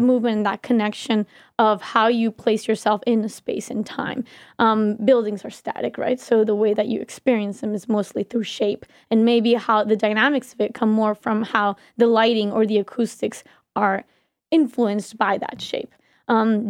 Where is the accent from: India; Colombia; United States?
Colombia; moved away